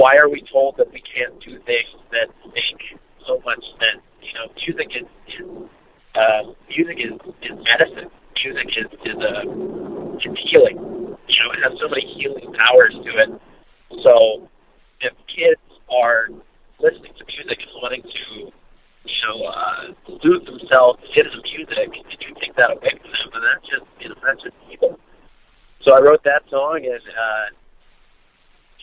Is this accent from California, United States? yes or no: yes; Santa Cruz, California, United States; growing up in Santa Cruz, California